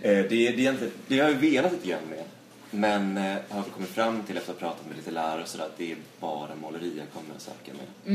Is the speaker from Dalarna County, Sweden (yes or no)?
yes; Dalarna County, Sweden; now in Stockholm, Sweden; från eh, ja, Dalarna